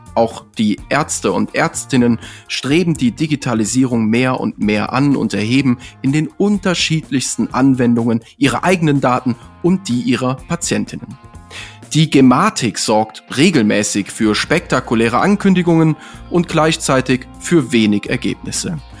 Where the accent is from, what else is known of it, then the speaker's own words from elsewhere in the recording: near Cologne, North Rhine-Westphalia, Germany; moved away; ich bin ja gebürtig aus der Ecke da von Köln